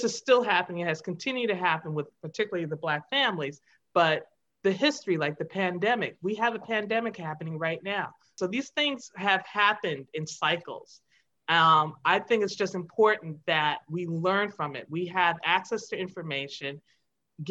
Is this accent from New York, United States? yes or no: yes; Long Island, Suffolk County, New York, United States; we grew up in Long Island, Suffolk County